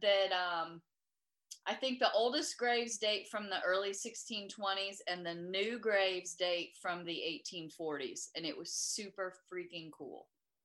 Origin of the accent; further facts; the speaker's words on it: Beaumont, Texas, United States; the one psychic I knew for a fact was a fraud was in my hometown of Beaumont, Texas.